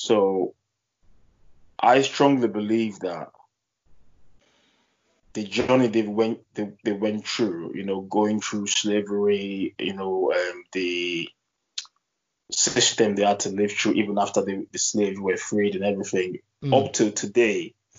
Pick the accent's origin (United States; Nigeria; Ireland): Nigeria; also born or lived in Germany; now in United Kingdom; So when I was growing up in Nigeria, I didn't feel like a second-class citizen.